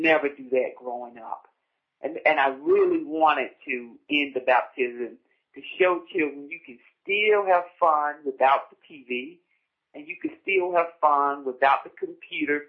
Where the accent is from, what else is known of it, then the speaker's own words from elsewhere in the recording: United States; growing up on Rehoboth Road, the great thing about Rehoboth Road, and it still stands, was tradition